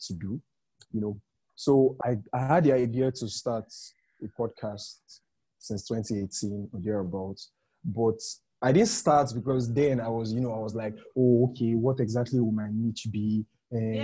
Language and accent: English; Nigeria; as a Nigerian podcaster